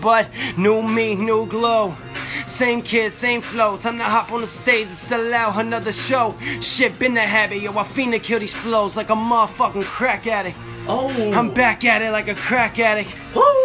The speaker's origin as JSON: {"language": "English", "region": "Northeast", "country": "United States", "said": "I'm from the Northeast"}